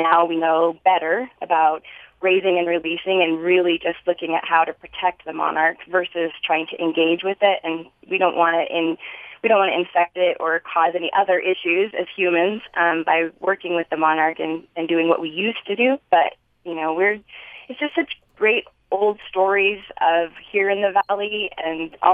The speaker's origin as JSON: {"language": "English", "town": "Hyrum", "region": "Utah", "country": "United States", "tie": "born or raised there", "said": "growing up in Hiram"}